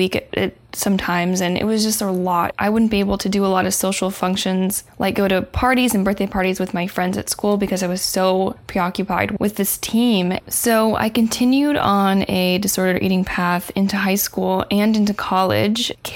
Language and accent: English; Indiana, United States; now in Los Angeles, United States; I live in LA. I live in Southern California, and I am actually from the Midwest, from Indiana